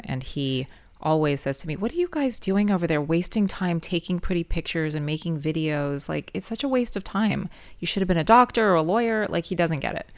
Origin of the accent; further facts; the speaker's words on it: Los Angeles, California, United States; born and raised in Los Angeles